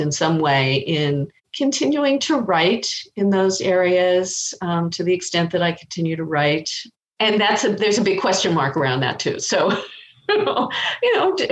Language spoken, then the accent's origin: English; Los Angeles, California, United States; I grew up in Los Angeles.